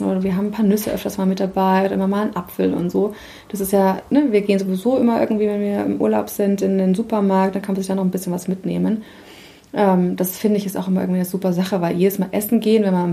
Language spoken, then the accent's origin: German; Nuremberg, Bavaria, Germany; moved away as an adult; now in Hamburg, Germany; ich komme ursprünglich aus der Nähe von Nürnberg und ich habe lange Jahre in Nürnberg gewohnt.